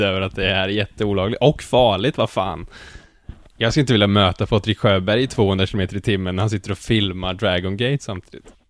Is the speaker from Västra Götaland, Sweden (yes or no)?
yes; Skövde, Västra Götaland, Sweden; moved away as an adult; now in Gothenburg, Sweden; jag kommer då från Skövde, eller från Jo egentligen